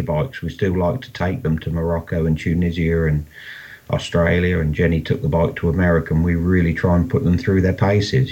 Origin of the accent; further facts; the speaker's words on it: Rushden, East Midlands, United Kingdom; I'm from Rushden in the UK here.